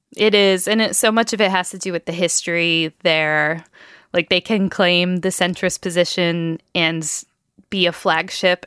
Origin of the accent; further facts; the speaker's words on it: northeast of Albany, New York, United States; I grew up northeast of Albany, not very far, Albany, New York